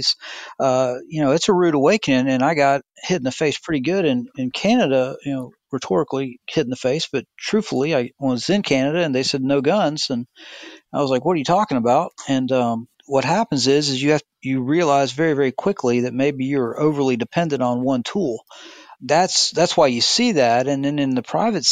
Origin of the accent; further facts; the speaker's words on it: the South, United States; I'm from the South